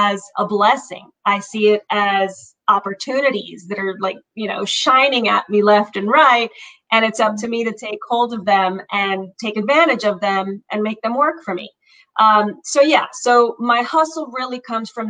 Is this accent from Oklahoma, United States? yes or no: no; Miami, Florida, United States; also born or lived in Cuba; I came over to the United States, Miami, when I was 5 years old